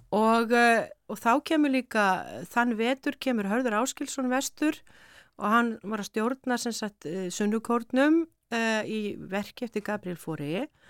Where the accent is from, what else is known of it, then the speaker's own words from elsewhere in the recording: Ísafjörður, Westfjords, Iceland; moved away as an adult; ár frá því að ég hafði flutt frá Ísafjörði mm. 86 bara eftir stúdentinn